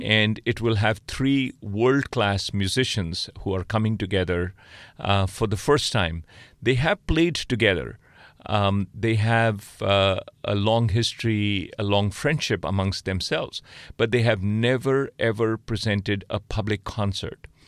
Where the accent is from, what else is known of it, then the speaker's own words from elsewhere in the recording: India; moved away as an adult; also born or lived in Oxford, United Kingdom / Boston, United States; now in Stanford, United States; I grew up in India.